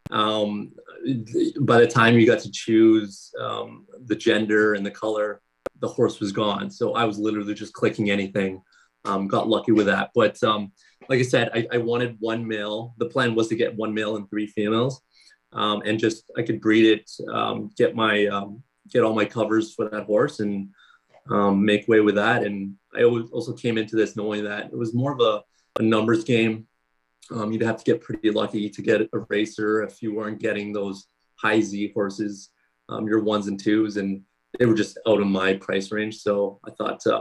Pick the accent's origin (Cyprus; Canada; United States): Canada; I'm from Canada